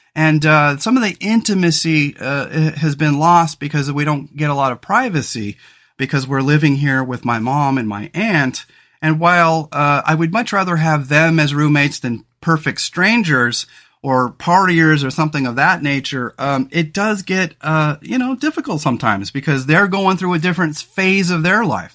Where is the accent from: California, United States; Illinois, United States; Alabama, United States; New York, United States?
California, United States; Central Coast; moved away as an adult; now in Oregon, United States; we grew up in California on the Central Coast